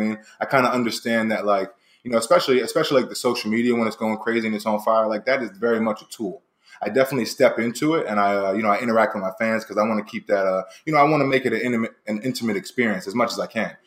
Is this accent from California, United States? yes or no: no; Philadelphia, Pennsylvania, United States; moved away as an adult; now in Los Angeles, United States; to take it back to Philly, man, I left about 10 years ago